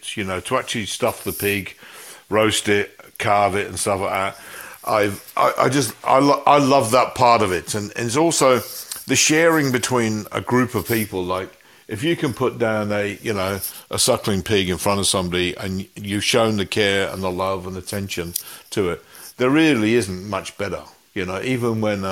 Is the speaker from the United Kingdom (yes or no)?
yes; Coventry, West Midlands, United Kingdom; now in Melbourne, Australia; my hometown, which is Coventry in the West Midlands in England